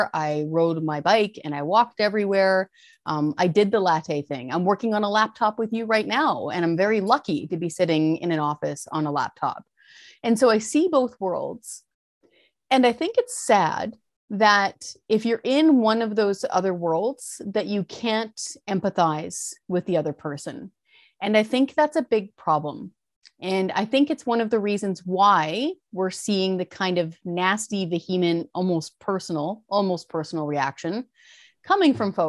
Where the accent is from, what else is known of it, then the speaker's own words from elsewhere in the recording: Fraser Canyon, British Columbia, Canada; I was raised in the Fraser Canyon. My family all drive pickup trucks, all blue collar, working with their hands.